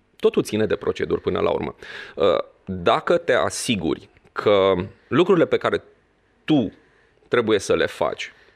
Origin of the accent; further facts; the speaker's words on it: Transylvania, Romania; eu sunt român, scrie pe pașaport